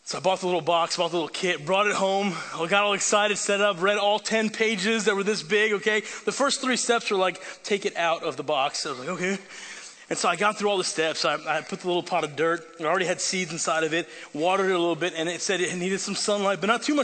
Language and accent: English; Italy; That's because I grew up overseas in Italy where my parents are missionaries.